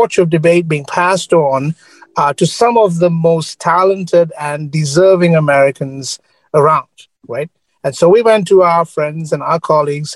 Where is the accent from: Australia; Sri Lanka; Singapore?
Sri Lanka; now in United States; I grew up in Sri Lanka